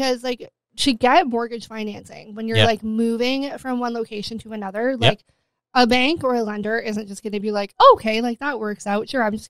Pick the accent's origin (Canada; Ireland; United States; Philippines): Canada; Sault Ste. Marie, Ontario; I've never moved out of the Sioux. I've traveled.